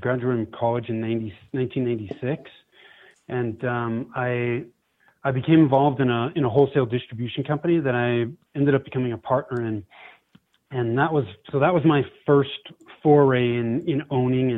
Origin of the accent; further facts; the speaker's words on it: Bay Area, Northern California, United States; moved away as an adult; now in Denver, United States; I was born and raised in Northern California, grew up in the Bay Area